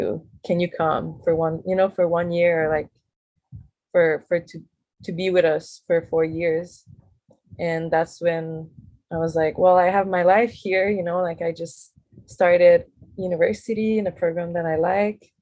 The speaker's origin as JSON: {"language": "English", "town": "Montreal", "region": "Quebec", "country": "Canada", "moved": "as an adult", "lives_now": "Hawaii, United States", "said": "So I come from Montreal, which is a big city."}